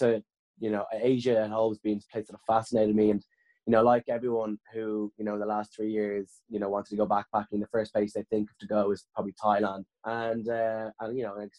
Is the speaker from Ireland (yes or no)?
yes; Dublin, Leinster, Ireland; I grew up in Blanchardstown in West Dublin